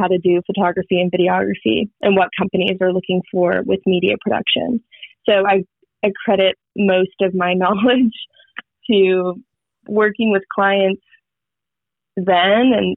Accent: Houston, Texas, United States; moved away as an adult; I went off to college and I left Houston behind

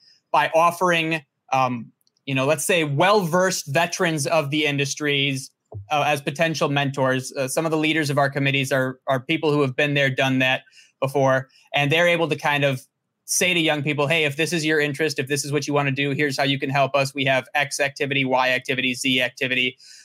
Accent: Milwaukee, Wisconsin, United States; also born or lived in Germantown, Wisconsin; my hometown of Milwaukee, Wisconsin. I'm about 15 minutes outside of Milwaukee

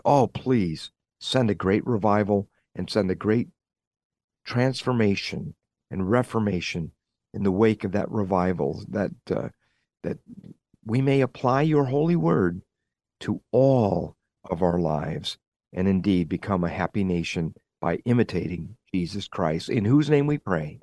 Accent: United States; as an American living in the twenty-first century

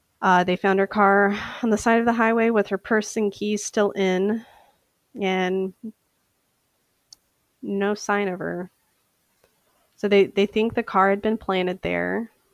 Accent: Bardstown, Kentucky, United States; now in St. Paul, United States; I come from a small town in Kentucky called Bardstown, Kentucky, that is known as the bourbon capital of the world.

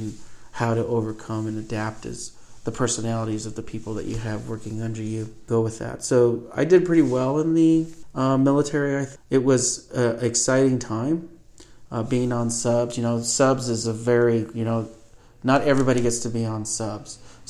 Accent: McCall, Idaho, United States; Yeah, that's actually a pretty cool part of my life growing up in McCall was pretty much all of the major players in the Cattlemen's Association I ended up working for starting in junior high all the way through my high school years.

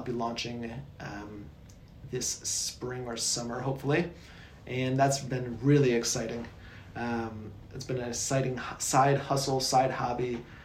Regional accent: South Bend, Indiana, United States; moved away as an adult; also born or lived in Kona, Hawaii / Kuwait; I'm from Indiana, from South Bend area.

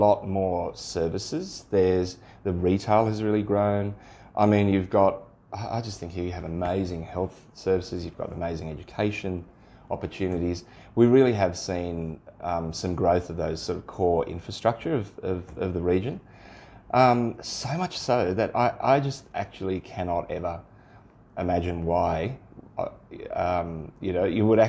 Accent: Sydney, New South Wales, Australia; moved away as an adult; now in Central West, Australia; I grew up in Sydney

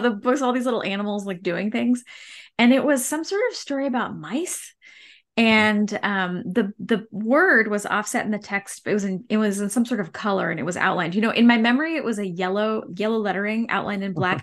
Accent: Campbell, California, United States; now in Fresno, United States; I grew up in the Bay Area. Um, technically, we were in the, the city boundaries of the city of San Jose

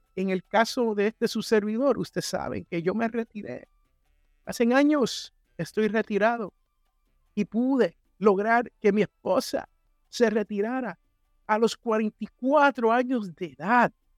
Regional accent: San Juan, Puerto Rico; moved away; en el barrio donde yo me crié, en Santurce, Barrio Obrero

